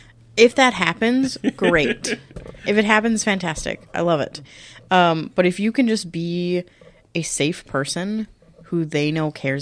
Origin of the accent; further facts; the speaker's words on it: Minnesota, United States; we're Minnesotan. Like, we don't like to ask for things.